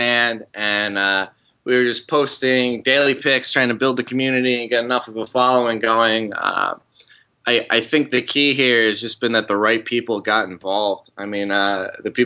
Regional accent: New Jersey, United States; now in the South, United States; I grew up in New Jersey. I've since moved down south.

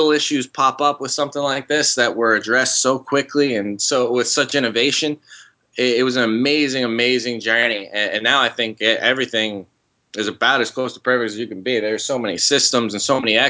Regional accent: New Jersey, United States; now in the South, United States; I grew up in New Jersey. I've since moved down south.

